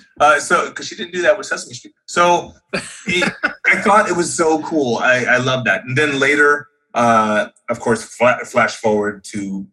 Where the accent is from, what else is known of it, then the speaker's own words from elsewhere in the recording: Hawaii, United States; I grew up in Hawaii